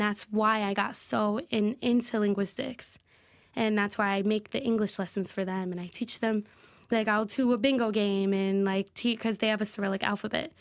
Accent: Waterbury, Connecticut, United States; Born and raised in Waterbury

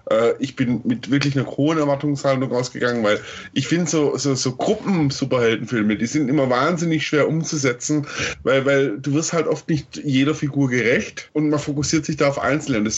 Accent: Stuttgart, Baden-Württemberg, Germany; dass der erste Teil ähm, phasenweise in Stuttgart gespielt hat, meiner Heimatstadt

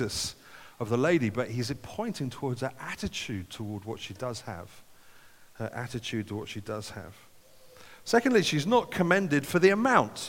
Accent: United Kingdom; as British people

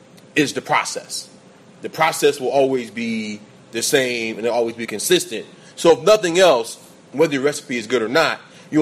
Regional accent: Atlanta, Georgia, United States; I grew up in Atlanta

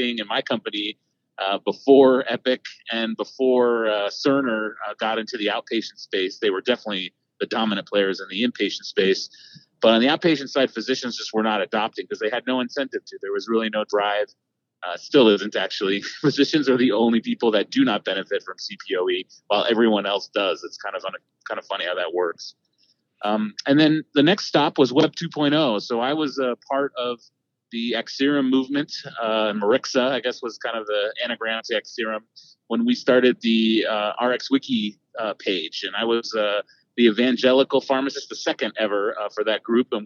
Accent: Austin, Texas, United States; now in Dallas, United States; as a Texan, you grow up a Longhorn when you're from Austin, and that's where I was born and raised

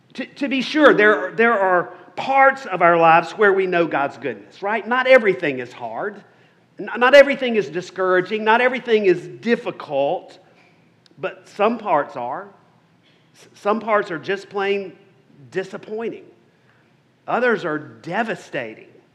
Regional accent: South Carolina, United States; accent: Southern; I grew up in South Carolina, or South Carolina as we say.

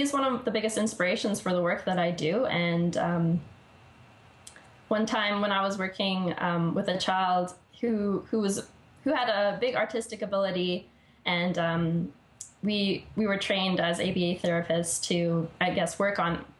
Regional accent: Vancouver, British Columbia, Canada; my hometown here in Vancouver

